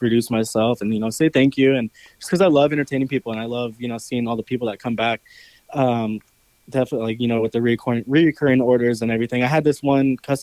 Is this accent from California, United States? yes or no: yes; California, United States; moved away; I'm from California